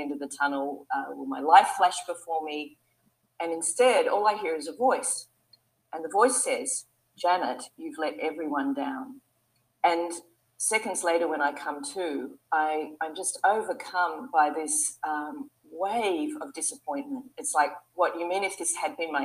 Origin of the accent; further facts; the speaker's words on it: Sydney, New South Wales, Australia; We ran an advertising agency in Sydney, my hometown in Australia.